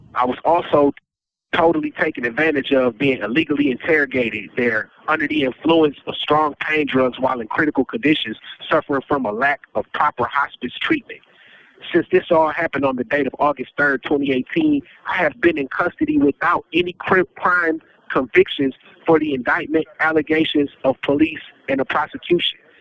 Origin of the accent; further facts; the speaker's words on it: United States; an American taxpaying citizen